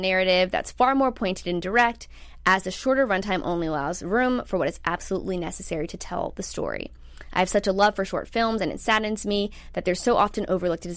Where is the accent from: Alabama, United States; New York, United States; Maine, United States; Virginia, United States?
Virginia, United States; Virginia Beach; my good friend from home, shout out to Maddie Lennon, we grew up in Virginia Beach together